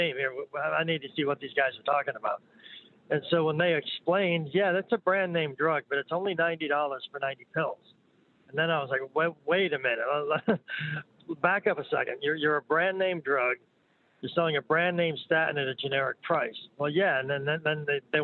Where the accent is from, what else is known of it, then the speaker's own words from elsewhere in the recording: New York, United States; I'm from New York